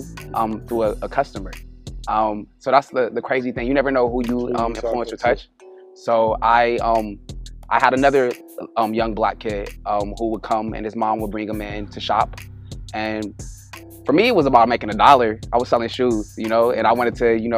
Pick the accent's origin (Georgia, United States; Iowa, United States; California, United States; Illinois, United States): California, United States; Los Angeles; also born or lived in Northridge, Los Angeles; I'm from LA. I actually was born in Northridge. And then I moved to LA like as a little kid. Grew up in Watts